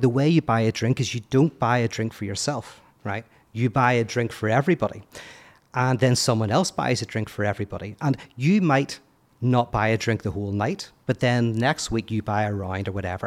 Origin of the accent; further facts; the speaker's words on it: Belfast, Northern Ireland, United Kingdom; moved away as an adult; also born or lived in United States; I'm from Belfast, born and bred